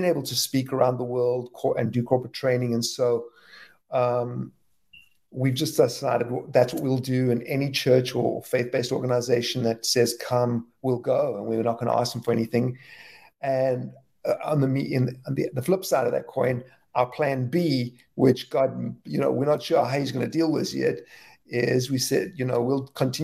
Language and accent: English; South Africa; moved away as an adult; now in Philadelphia, United States; we're originally from South Africa, but lived in Philadelphia and love Philadelphia for the last almost 25 years.